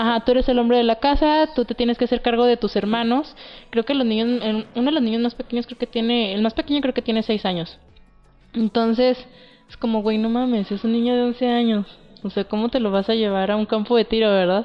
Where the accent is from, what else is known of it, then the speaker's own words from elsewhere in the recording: Durango, Mexico; somos de Durango